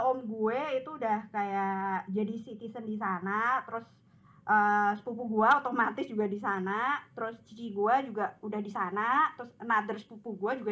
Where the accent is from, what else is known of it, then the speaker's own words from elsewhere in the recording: Klaten, Central Java, Indonesia; gua asalnya dari Klaten terus pernah tinggal di Aussie